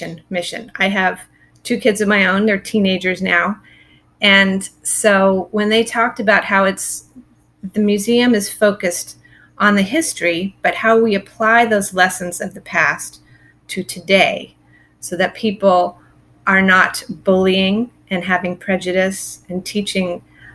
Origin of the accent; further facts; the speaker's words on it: Silicon Valley, California, United States; I grew up in California, in the Silicon Valley